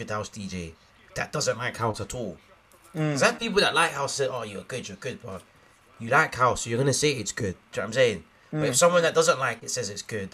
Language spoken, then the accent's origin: English; London, United Kingdom; man's from Brixton, South London, I'm from Fields